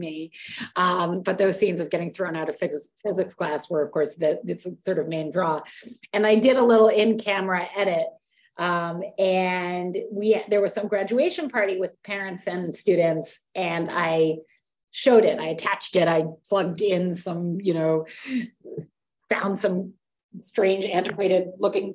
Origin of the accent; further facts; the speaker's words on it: New York City, New York, United States; I grew up on the Upper West Side of Manhattan